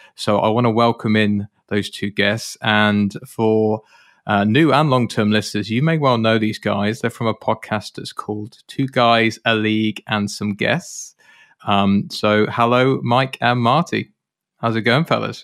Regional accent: United Kingdom; as a Brit, and for those of you that are listeners on this podcast, you'll know that I'm British

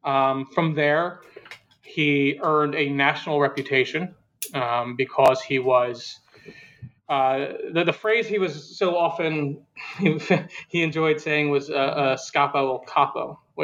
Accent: Philadelphia, Pennsylvania, United States; I'm from Philadelphia, but most of the story in the book takes place before I was born.

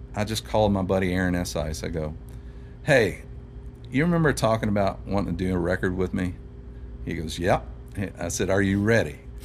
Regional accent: Louisville, Kentucky, United States; moved away as an adult; now in Nashville, United States; I grew up on the South End of Louisville

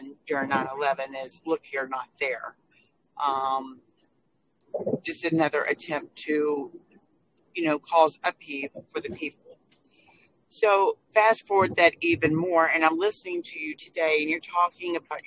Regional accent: Texas, United States; also born or lived in Lowell, Massachusetts / Nashua, New Hampshire; because I'm a Texan. I grew up, raised all that here in Texas

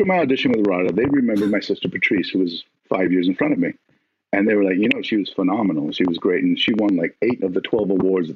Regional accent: Albuquerque, New Mexico, United States; I'm from Albuquerque, New Mexico. I was raised on a ranch

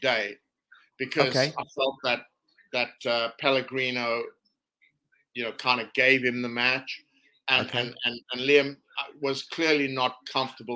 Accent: South Africa; as a South African

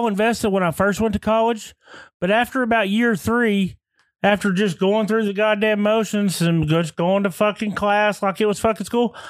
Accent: Lone Grove, Oklahoma, United States; also born or lived in Temple, Oklahoma; In fourth grade, we moved from Lone Grove to Temple, Oklahoma.

